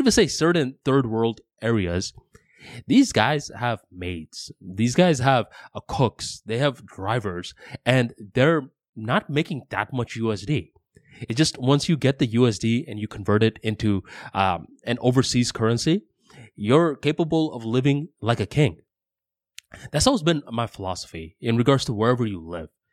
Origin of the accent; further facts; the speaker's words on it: United States; I am an American.